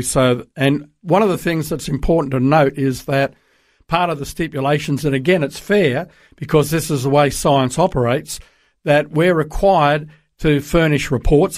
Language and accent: English; Sydney, New South Wales, Australia; moved away as an adult; also born or lived in Darwin / Brisbane; now in United States; I grew up in Sydney